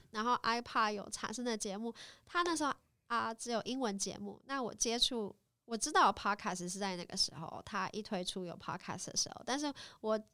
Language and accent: Chinese; Taiwan; also born or lived in Bangkok, Thailand; 我从台湾来的